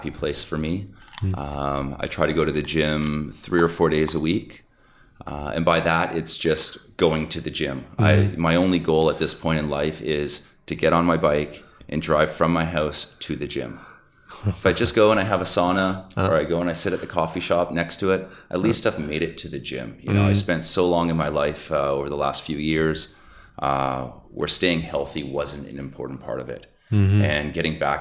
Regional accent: Vancouver, British Columbia, Canada; moved away as an adult; also born or lived in Northern California / Toronto / Jakarta, Indonesia; now in Bali, Indonesia; I grew up in Vancouver

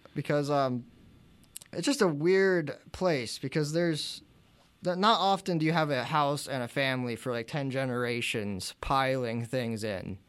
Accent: New Bethlehem, Pennsylvania, United States; we're from New Bethlehem

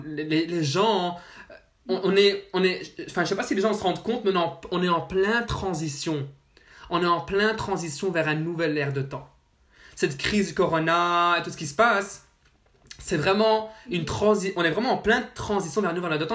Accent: Brussels, Brussels-Capital Region, Belgium; Je suis de Bruxelles, Belgique

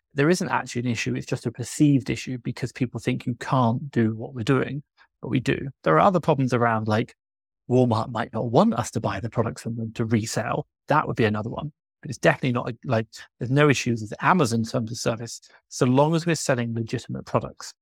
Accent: England, United Kingdom; moved away as an adult; now in Mexico City, Mexico; I'm from England. Right now, I'm living in Mexico City

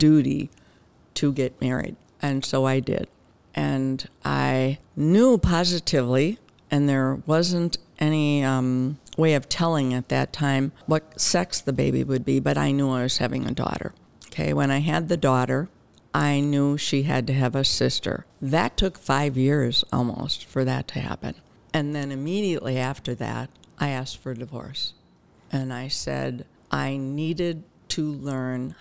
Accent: Wauwatosa, Wisconsin, United States; also born or lived in Brookfield, Wisconsin; I grew up in Wauwatosa until 5th grade. My mother and my stepfather moved to Brookfield, and I went from, I guess it was 6th grade, until I barely graduated from high school in Brookfield

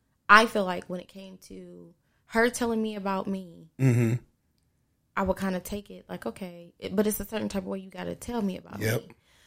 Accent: West Virginia, United States; So I've had friends in West Virginia, because I'm partially from West Virginia.

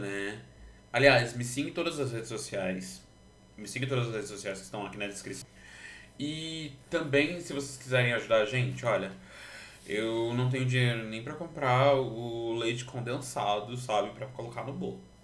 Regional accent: Brazil; Como brasileiro

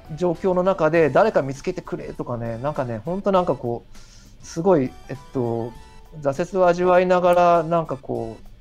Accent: Kurume, Fukuoka, Japan; 僕はあの福岡県の久留米市っていう

